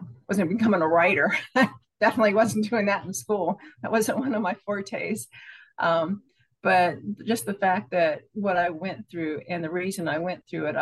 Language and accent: English; Pennsylvania, United States; now in Florida, United States; I was born in Pennsylvania. I'm a farm girl, quiet